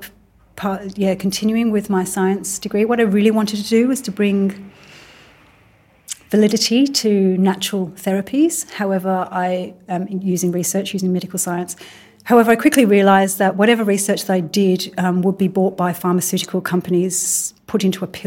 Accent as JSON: {"language": "English", "region": "Midlands", "country": "United Kingdom", "tie": "born or raised there", "also_born_or_lived": "Birmingham", "moved": "yes", "lives_now": "Mullumbimby, Australia", "said": "I grew up in England. I grew up in the Midlands."}